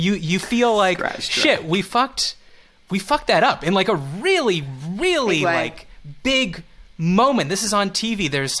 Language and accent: English; Montreal, Quebec, Canada; accent: Montreal; That's Montreal. That's a regional. That's my regional accent.